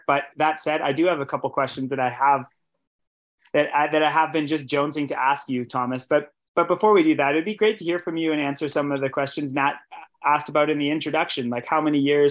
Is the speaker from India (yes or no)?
no; Canada; I'm a Canadian